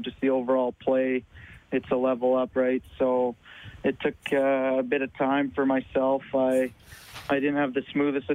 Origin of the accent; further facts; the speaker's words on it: Canmore, Alberta, Canada; growing up in Canmore, so pretty used to the small town lifestyle